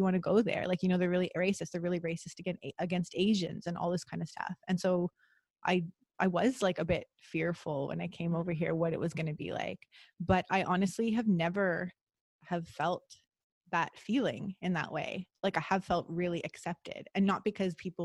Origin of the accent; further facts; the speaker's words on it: Toronto, Ontario, Canada; moved away; also born or lived in Costa Rica; growing up in Toronto